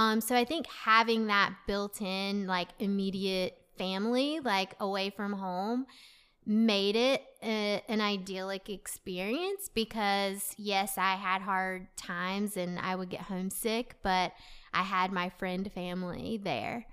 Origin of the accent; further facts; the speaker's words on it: Clayton, North Carolina, United States; also born or lived in Raleigh, North Carolina; I really grew up in Clayton.